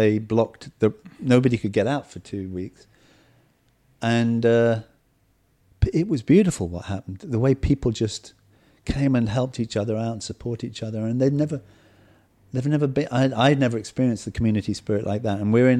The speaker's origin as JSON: {"language": "English", "region": "South East England", "country": "United Kingdom", "tie": "born or raised there", "said": "You know, the village I was brought up in Kent, we hardly knew our neighbors."}